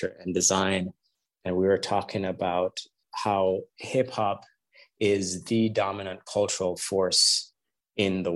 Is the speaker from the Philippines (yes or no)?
no; Jamaica; I was a kid growing up in Jamaica